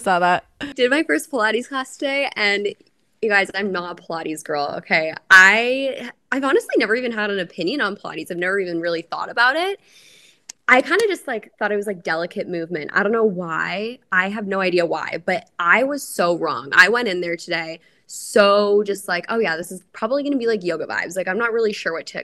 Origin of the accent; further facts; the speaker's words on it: Canada; moved away as an adult; now in Tampa, United States; I'm a Canadian girlie